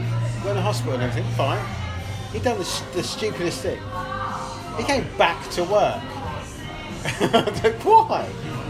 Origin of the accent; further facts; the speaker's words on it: Luton, East of England, United Kingdom; No, I'm from Luton